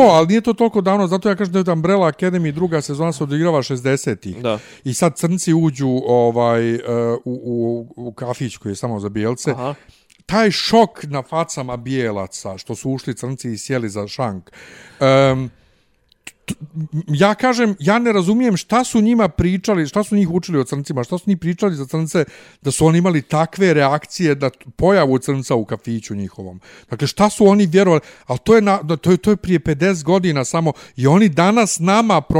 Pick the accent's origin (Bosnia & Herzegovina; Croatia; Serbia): Bosnia & Herzegovina; moved away; also born or lived in Germany; kod nas u Bosni